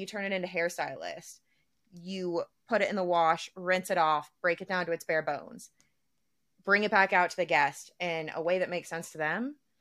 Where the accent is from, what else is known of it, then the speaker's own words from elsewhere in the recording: the South, United States; we're all from the South